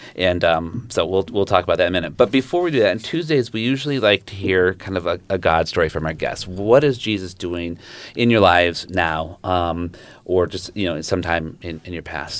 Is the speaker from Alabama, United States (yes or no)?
no; Zeeland, Michigan, United States; moved away as an adult; also born or lived in Southern Indiana; I grew up in Zealand, so good R C A church